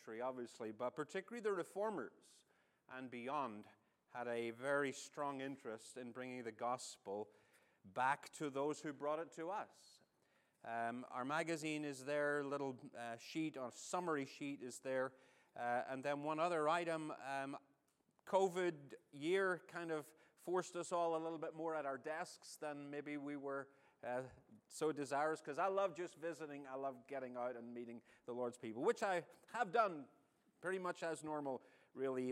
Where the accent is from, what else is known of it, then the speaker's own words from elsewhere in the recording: Northern Ireland, United Kingdom; now in United States; I'm not your favorite Irishman. Northern Irishman. There is a distinction